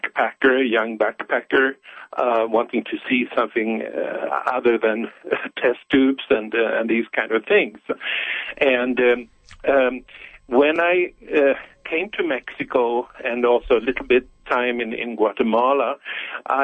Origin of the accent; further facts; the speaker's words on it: Stockholm, Stockholm County, Sweden; I was born in Stockholm, in Sweden, in 1950. And that's where I was raised